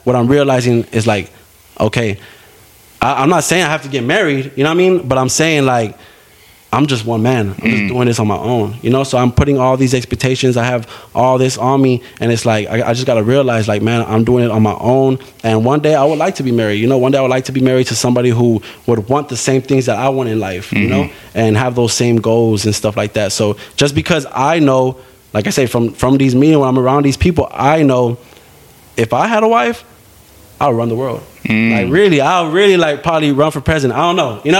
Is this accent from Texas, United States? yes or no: yes; San Antonio, Texas, United States; moved away as an adult; now in Kerrville, United States; I'm from San Antonio.